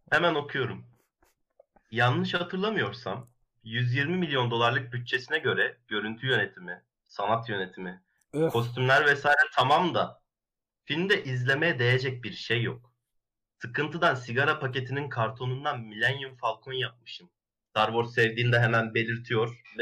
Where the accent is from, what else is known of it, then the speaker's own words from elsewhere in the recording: Ankara, Turkey; Ben Ankaralıyım ben çok de, de yok ben de Ankaralıyım.